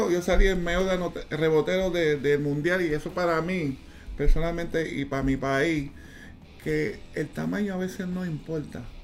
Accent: Panama; nos conocimos aquí en mi país, se casó con una, panameña.

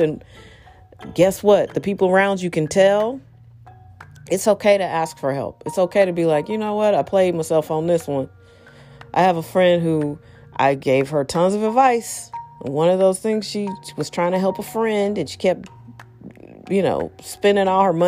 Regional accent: United States; I'm American

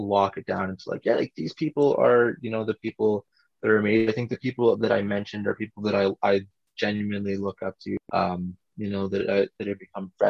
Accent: Canada; I'm Canadian too

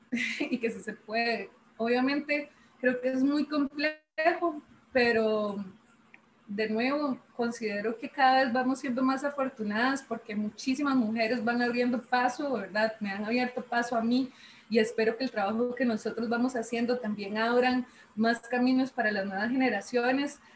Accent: San Ramón, Alajuela, Costa Rica; yo soy de San Ramón, de la abuela, yo soy moncheña

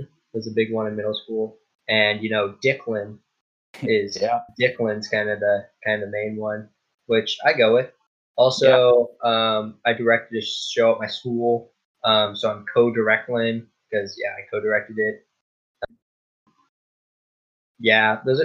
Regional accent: Overland Park, Kansas, United States; I was born, where was I born? Somewhere in Overland Park

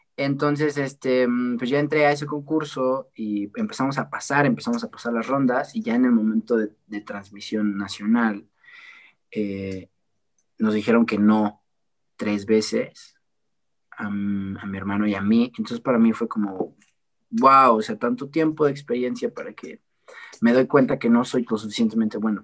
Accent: Puebla, Mexico; aquí yo soy de Puebla

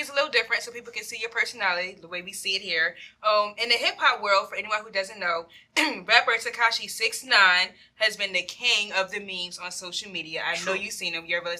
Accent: Philadelphia, Pennsylvania, United States; I'm from Philadelphia

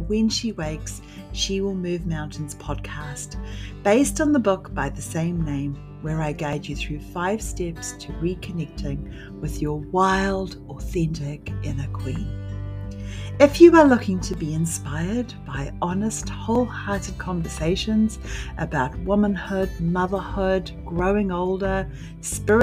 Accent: New Zealand; I'm from New Zealand

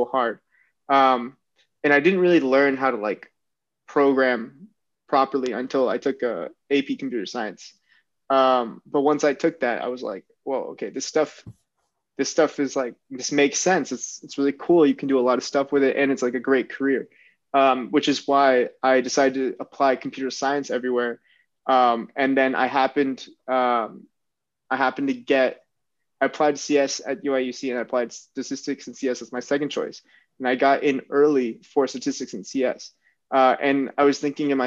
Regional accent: Cupertino, California, United States; growing up in Cupertino

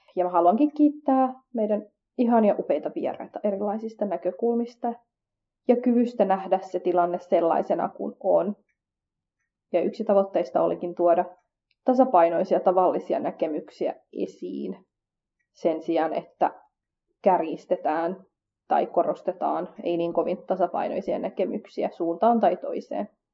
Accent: Finland; koska mä kasvoin Suomessa, eikä mulla nuorempana ujona tyyppinä ollut paljon kontakteja muihin kurdeihin

